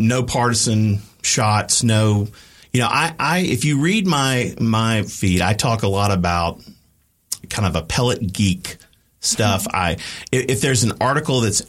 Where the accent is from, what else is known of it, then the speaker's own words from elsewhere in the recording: Macon, Georgia, United States; my hometown of Macon, Georgia